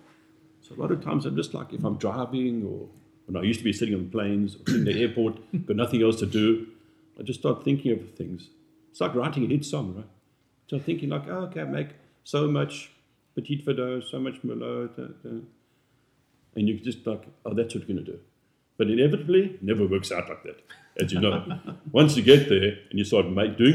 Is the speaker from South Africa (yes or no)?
yes; South Africa; moved away as an adult; now in North Carolina, United States; we grew up in South Africa where they've made wine for over 400 years